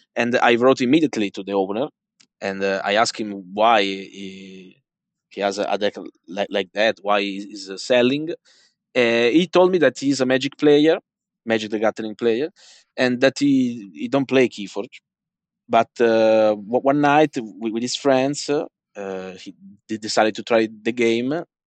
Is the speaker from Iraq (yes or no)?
no; Italy; English is a second language; I'm from Italy